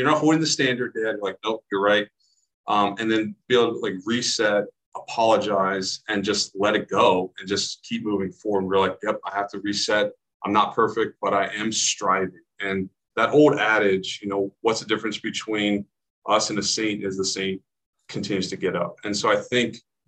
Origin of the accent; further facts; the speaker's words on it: Southern California, United States; moved away as an adult; also born or lived in Steubenville, Ohio; Had a great childhood growing up in Southern California, spent a lot of time in and around the Pacific Ocean